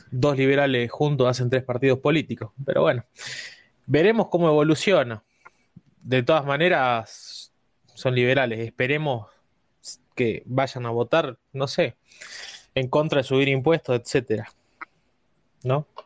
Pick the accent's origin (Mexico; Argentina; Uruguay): Argentina; Ya sé que soy argentino, pregunto. Eh, siempre está caldeado el ambiente en Argentina.